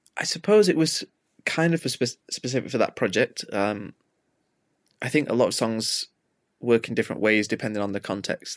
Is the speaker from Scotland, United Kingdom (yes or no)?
no; Manchester, North West England, United Kingdom; growing up in Manchester, like, it's a big music city